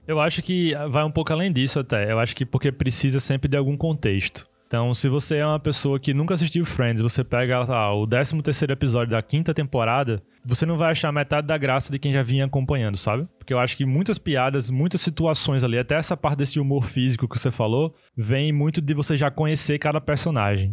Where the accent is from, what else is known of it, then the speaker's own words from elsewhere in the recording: Brazil; a gente aqui no Brasil